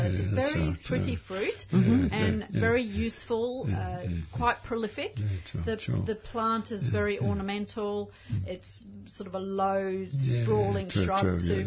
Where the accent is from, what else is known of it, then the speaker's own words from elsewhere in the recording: South Africa; now in Australia; I grew up in South Africa